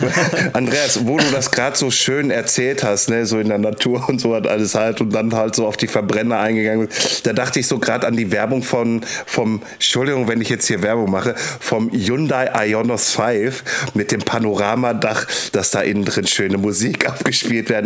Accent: Castrop-Rauxel, North Rhine-Westphalia, Germany; bei mir in meiner Heimatstadt Castrop-Rauxel

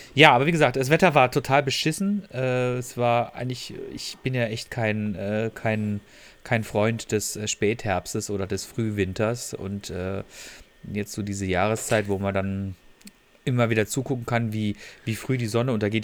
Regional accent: Freiburg, Baden-Württemberg, Germany; moved away; in meiner, in meiner Heimat äh, dort

